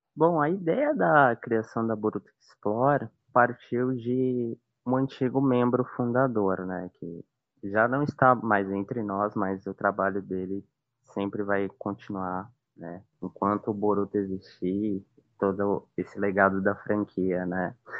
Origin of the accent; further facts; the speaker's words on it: São Paulo, Brazil; moved away as an adult; now in Northeast Brazil; eu vim morar aqui faz uns cinco anos, mais ou menos, mas sou de São Paulo, né, original daí